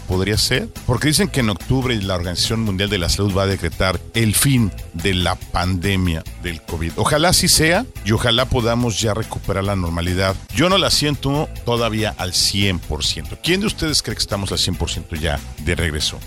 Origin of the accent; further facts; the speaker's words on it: Mexico; aquí, en mi tierra